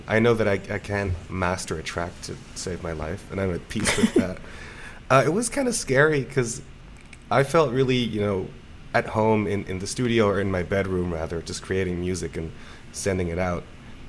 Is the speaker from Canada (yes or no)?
no; Basel, Basel-Stadt, Switzerland; In Basel.